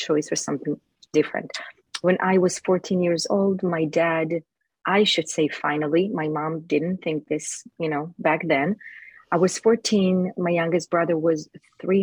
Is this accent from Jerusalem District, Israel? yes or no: yes; Jerusalem, Jerusalem District, Israel; moved away; I was born in Jerusalem, Israel.